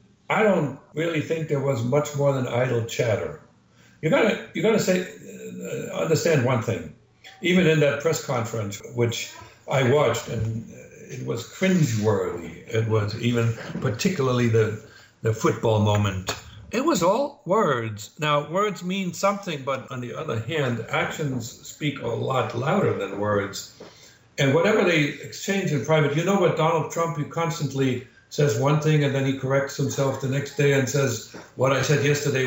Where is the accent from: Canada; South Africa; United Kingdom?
Canada; As a Canadian